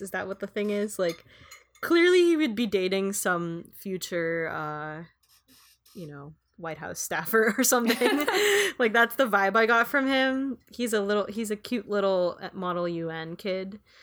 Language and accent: English; Philippines; moved away; I was growing up in the Philippines